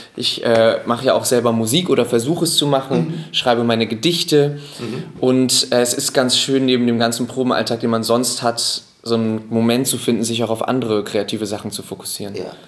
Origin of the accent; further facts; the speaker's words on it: Hamburg, Germany; ich bin ja Hamburger